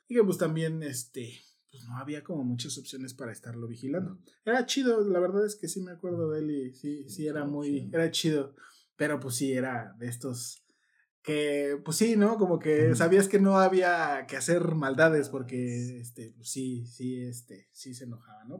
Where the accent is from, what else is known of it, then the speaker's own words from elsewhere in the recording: Mexico City, Mexico; yo que soy de Iztapalandia, eran los domingos ahí en la explanada de la delegación se armaba el danzón